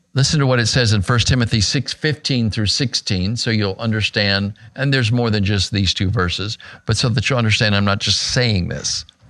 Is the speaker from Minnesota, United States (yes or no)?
no; Arizona, United States; my home state of Arizona